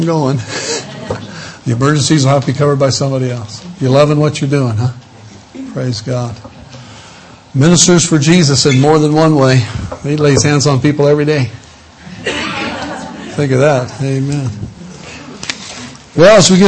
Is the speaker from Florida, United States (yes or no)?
no; Illinois, United States; I come from Illinois, land of Lincoln, and was born in a hospital, but raised on a farm.